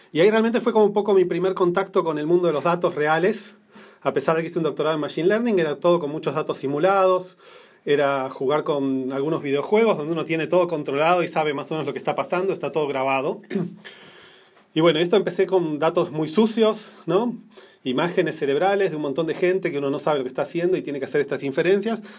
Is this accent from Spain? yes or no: no; Buenos Aires, Argentina; moved away as an adult; also born or lived in New Jersey, United States; now in Menlo Park, United States; nací en Argentina, en Buenos Aires